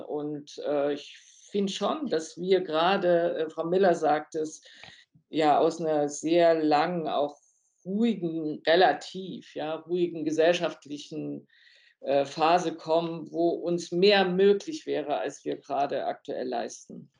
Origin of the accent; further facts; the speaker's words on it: Germany; wir als Deutsche